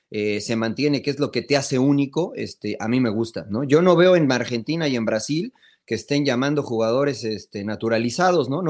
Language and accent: Spanish; Mexico; now in United States